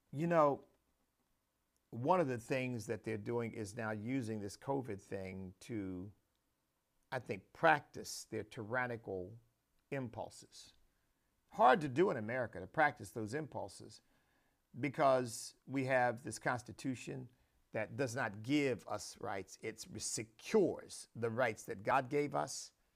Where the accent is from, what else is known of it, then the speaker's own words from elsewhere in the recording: United States; proud as a patriot and, and proud as an American.